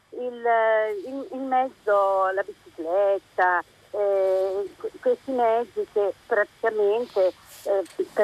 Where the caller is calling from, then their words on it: Rimini, Emilia-Romagna, Italy; siamo da Rimini … Eh, da Rimini